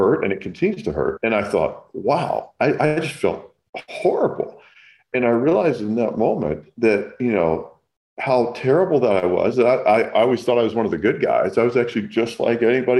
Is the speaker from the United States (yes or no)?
yes; Kentucky, United States; now in California, United States; I grew up in the South in Kentucky